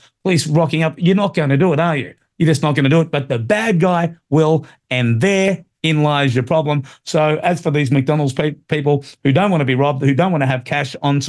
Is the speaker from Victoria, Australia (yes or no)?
no; Sydney, New South Wales, Australia; I grew up in Marrickville